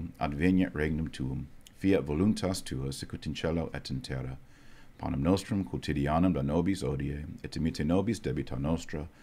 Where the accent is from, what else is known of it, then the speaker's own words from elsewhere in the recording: Fort Worth, Texas, United States; I'm a Texan, born and raised in Texas